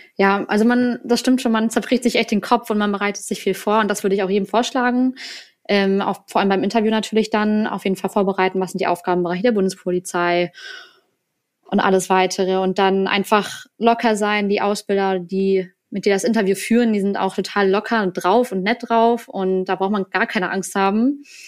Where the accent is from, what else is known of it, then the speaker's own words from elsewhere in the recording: Berlin, Germany; moved away as an adult; now in Neustrelitz, Germany; eigentlich komme ich aus Berlin